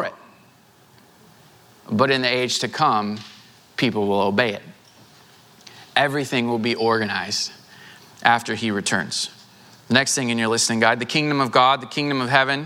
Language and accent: English; Southwest Missouri, United States; now in Houston, United States; I grew up in Southwest Missouri.